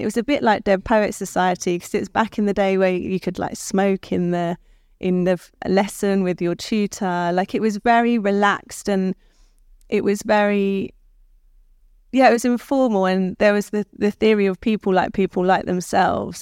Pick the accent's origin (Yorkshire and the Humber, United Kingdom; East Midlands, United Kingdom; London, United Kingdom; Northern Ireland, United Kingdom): London, United Kingdom; I was born in Guy's Hospital in London.